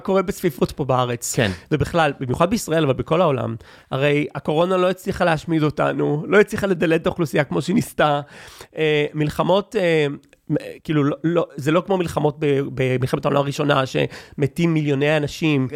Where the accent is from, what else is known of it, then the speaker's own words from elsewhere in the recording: Israel; אני ישראלי